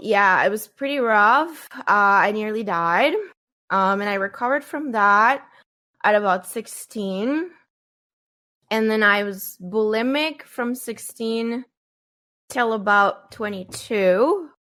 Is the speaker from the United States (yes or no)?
no; Colombia; I grew up in Colombia in the nineties.